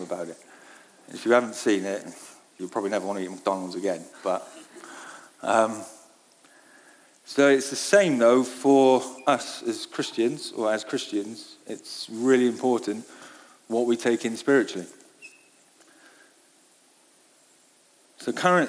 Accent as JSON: {"language": "English", "region": "Wales", "country": "United Kingdom", "tie": "born or raised there", "said": "I grew up in Wales"}